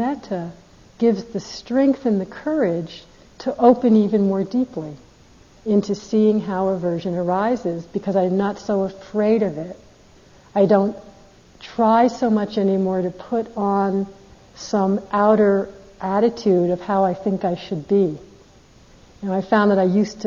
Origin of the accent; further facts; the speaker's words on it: United States; I'm American